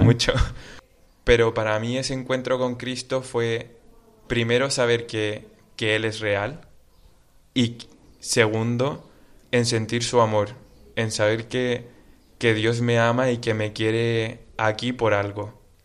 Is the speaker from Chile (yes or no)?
yes; Santiago, Santiago Metropolitan Region, Chile; moved away as an adult; now in Spain; Yo soy de Santiago de Chile